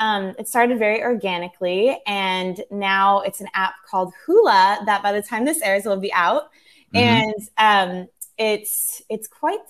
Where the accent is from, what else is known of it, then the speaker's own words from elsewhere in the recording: California, United States; also born or lived in Los Angeles; now in Newport Beach, United States; I'm originally from Orange County, so kind of by Disneyland. Mm-hmm. And then I lived in LA for 8 years, and I just moved to Newport Beach.